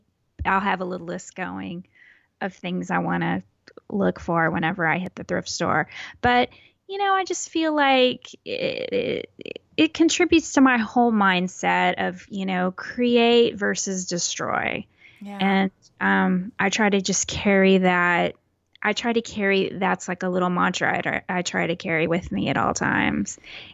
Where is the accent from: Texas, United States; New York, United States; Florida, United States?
Texas, United States; I'm very Texan, and I drive a big ass car.